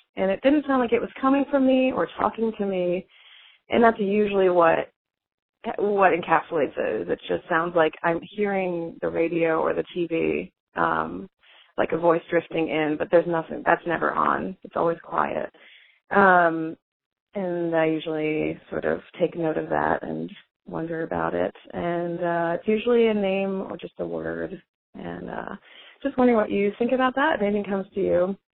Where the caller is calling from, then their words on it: Portland, Oregon, United States; I'm calling you from Overcast, Portland, Oregon